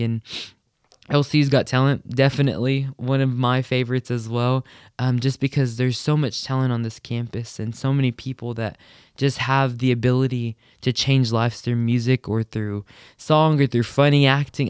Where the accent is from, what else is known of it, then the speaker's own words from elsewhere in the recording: Hobbs, New Mexico, United States; moved away as an adult; now in Lubbock, United States; I'm from Hobbs, New Mexico